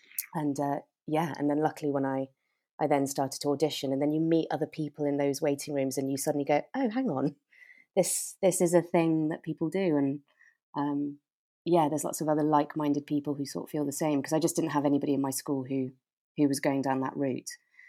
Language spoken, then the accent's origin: English; South West England, United Kingdom; now in London, United Kingdom; So Devon is where I grew up. And I mean, I'd sort of say I'm a Devon girl